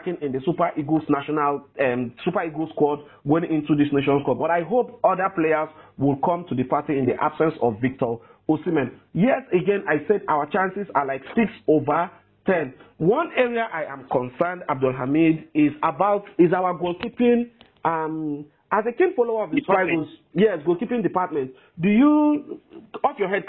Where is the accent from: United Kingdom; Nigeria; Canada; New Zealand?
Nigeria; as a Nigerian